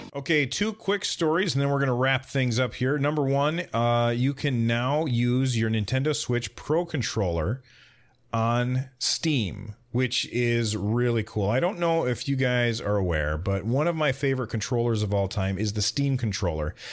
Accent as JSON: {"language": "English", "country": "United States", "said": "I'm an American"}